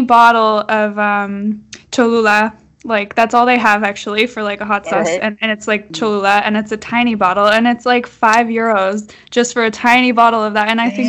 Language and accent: English; Southern California, United States; I was born and raised there in Southern California